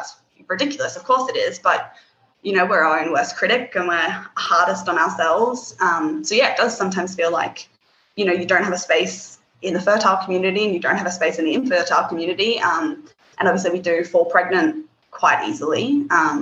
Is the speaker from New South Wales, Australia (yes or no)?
no; Darwin, Northern Territory, Australia; From Darwin, to the very top end of Australia.